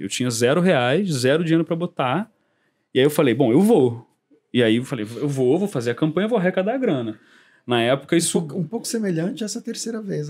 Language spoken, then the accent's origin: Portuguese; Brazil; a gente do Kung Fu, mesmo sendo brasileiro, mesmo sendo é, ocidental, mesmo não falando chinês